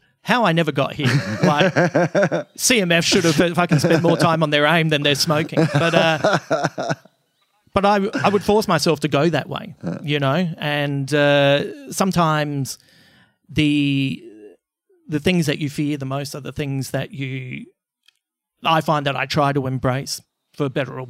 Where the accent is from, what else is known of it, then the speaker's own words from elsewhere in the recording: Croydon, London, United Kingdom; when I was a kid growing up in West Croydon, there was the local gang, the CMFs, the Croydon motherfuckers.